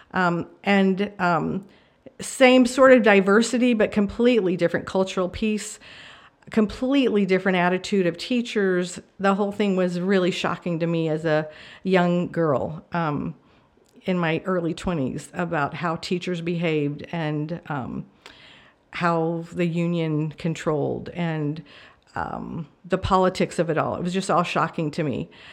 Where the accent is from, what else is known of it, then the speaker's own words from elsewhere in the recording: New Mexico, United States; also born or lived in Marshall Islands; I grew up in New Mexico